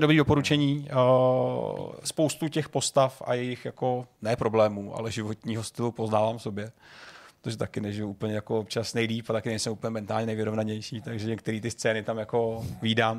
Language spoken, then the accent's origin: Czech; Jiříkov, Ústí nad Labem Region, Czechia; Já jsem někdo, kdo vyrost na, na, ve Filipově, v malé vesnici u Jiříkova